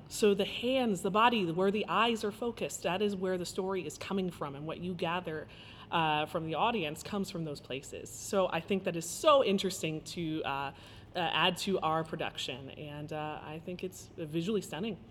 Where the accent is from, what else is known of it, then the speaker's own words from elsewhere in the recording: Indianapolis, Indiana, United States; moved away; also born or lived in Cincinnati; I'm from Indianapolis, Indiana, born and raised